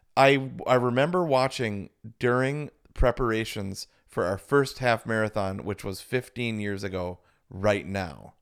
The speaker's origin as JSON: {"language": "English", "town": "Verona", "region": "Wisconsin", "country": "United States", "said": "we're from the Midwest"}